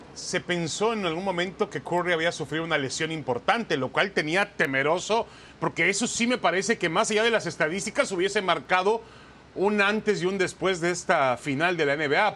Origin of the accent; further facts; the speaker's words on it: Mexico; nosotros lo vemos así porque somos mexicanos